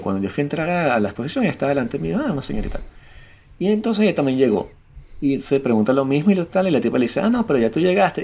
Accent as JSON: {"language": "Spanish", "country": "Venezuela", "moved": "yes", "said": "yo que vengo de Venezuela"}